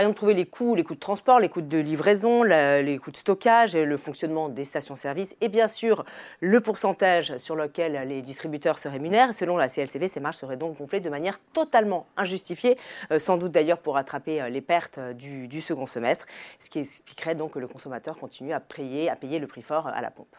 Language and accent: French; France; chez nous en France